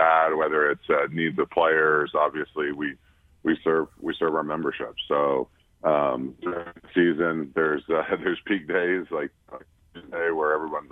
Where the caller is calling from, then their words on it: Washington, District of Columbia, United States; I'm down in D.C.